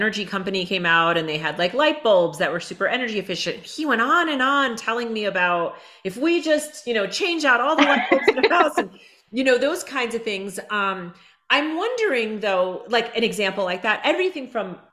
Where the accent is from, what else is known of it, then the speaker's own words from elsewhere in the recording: Hudson Valley, New York, United States; I grew up in the Hudson Valley in New York